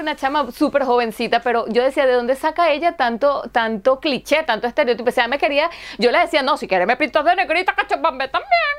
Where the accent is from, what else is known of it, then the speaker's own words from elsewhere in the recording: Caracas, Capital District, Venezuela; now in Helsinki, Finland; yo vengo de Caracas